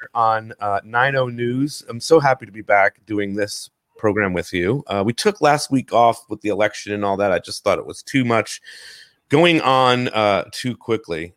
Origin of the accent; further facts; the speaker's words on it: New Jersey, United States; now in Los Angeles, United States; two Jersey people in the house right now. Well, although I'm